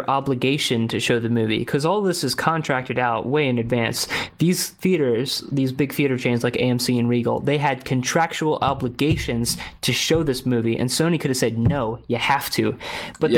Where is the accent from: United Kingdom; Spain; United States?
United States; as an American